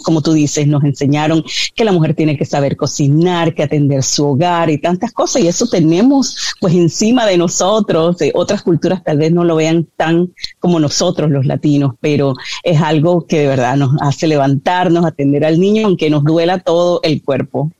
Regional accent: Panama; now in United States; mi país, yo soy de Panamá

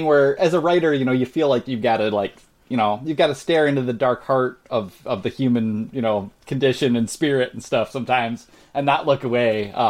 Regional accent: Canada; And as a Canadian, I don't know for sure if you know this

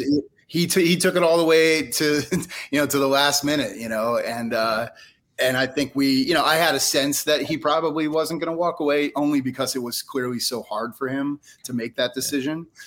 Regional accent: New Jersey, United States; moved away as an adult; now in Philadelphia, United States; I grew up in North Jersey, but I moved here in '93, so I've been here for 30 so, years.

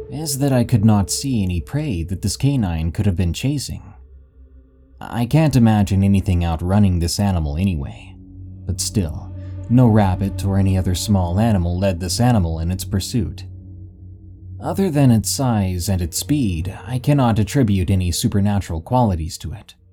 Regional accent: Kansas, United States; Heck, even my hometown is famous for being the hometown of Lady Greyhound, for whom the Greyhound bus line gets its name.

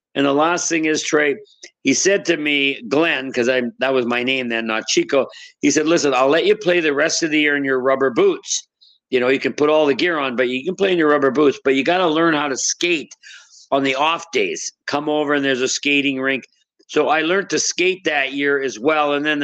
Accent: Saskatchewan, Canada; Well, it began in the basement. The old houses used to have basements because they all had to have a furnace. I mean, you can imagine how cold it was.

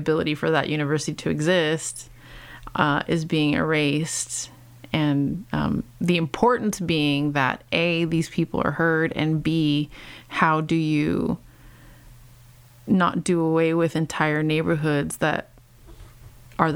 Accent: Los Angeles, California, United States; born or raised there

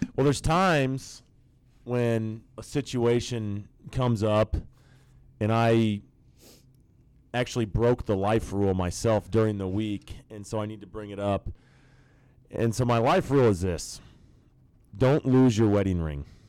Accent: Nebraska, United States; I grew up in Nebraska, um, and the bulk of my youth was in the '90s.

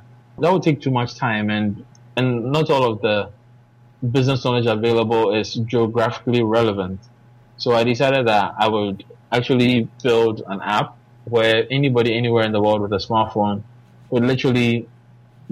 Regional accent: Ghana; I'm from Ghana, and I'm a tech entrepreneur

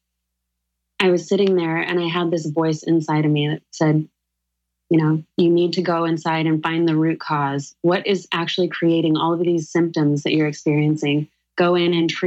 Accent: Sedona, Arizona, United States; now in New York City, United States; Danielle and I grew up together in Sedona, Arizona.

